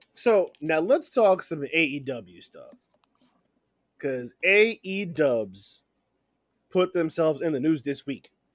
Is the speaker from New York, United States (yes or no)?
yes; New York City, New York, United States; I take all the pride in being from New York City